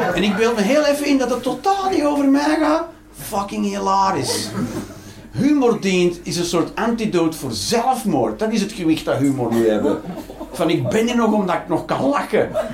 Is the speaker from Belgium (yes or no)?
yes; Flanders, Belgium